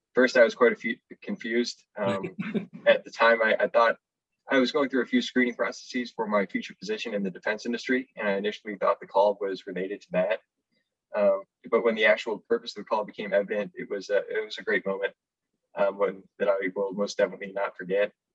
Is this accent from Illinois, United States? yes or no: yes; Orland Park, Illinois, United States; moved away as an adult; I am originally from Orland Park, Illinois, about 20 miles southwest of the city of Chicago